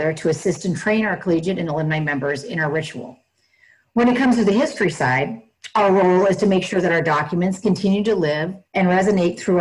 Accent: Northern California, United States; I was born and raised in Northern California

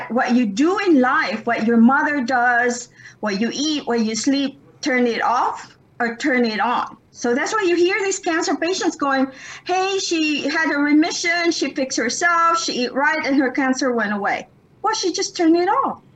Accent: Philippines; I'm Filipino. I inherited that from my parents

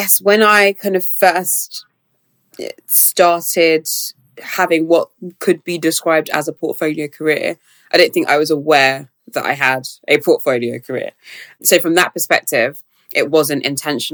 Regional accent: London, United Kingdom; growing up in South London

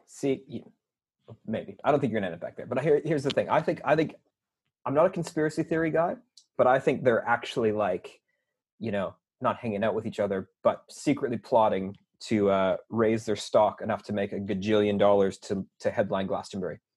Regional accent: Canada; moved away; growing up in Canada, about the same times I was going to the uni

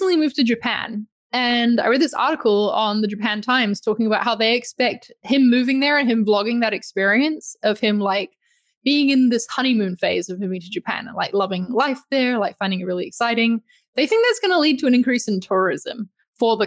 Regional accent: New Zealand; moved away as an adult; also born or lived in London; I come from New Zealand

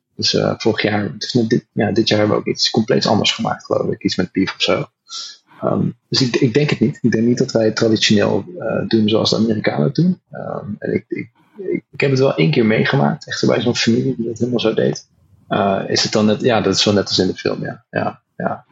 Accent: North Brabant, Netherlands; moved away as an adult; now in California, United States; we zijn Nederlanders

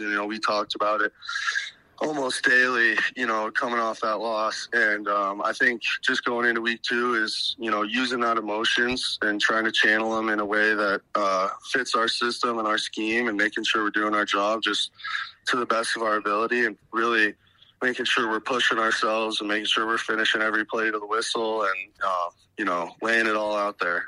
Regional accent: Bozeman, Montana, United States; I was obviously growing up in Bozeman, Montana.

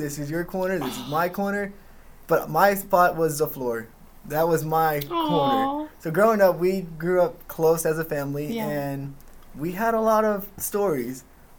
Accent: Pasadena, Texas, United States; We grew up in Houston, Pasadena. We call it Stinkadena because there's so many chemical plants there that it smells.

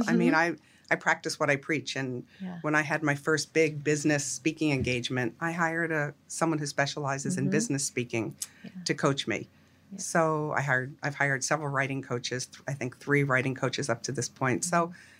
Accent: Pennsylvania, United States; I grew up outside of Philadelphia.

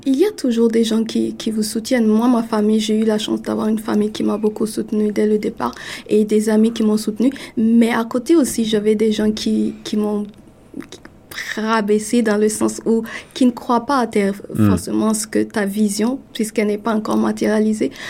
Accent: Burkina Faso; now in Toronto, Canada; chez moi au Burkina

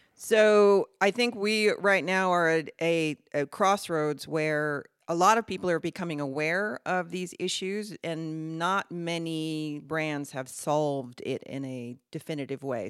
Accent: United States; accent: American; moved away as an adult; now in Netherlands; I am American, and I've been living in the Netherlands for twenty years

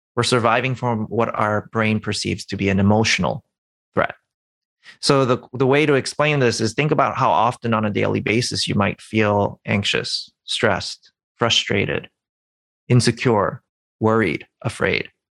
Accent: New York City, New York, United States; I'm from New York City

